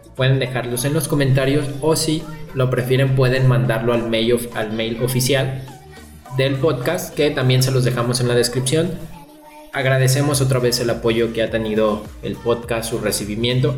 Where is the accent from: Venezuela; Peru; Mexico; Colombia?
Mexico; León, Guanajuato; aquí en, en León, creo que no lo habíamos mencionado, somos de León, Guanajuato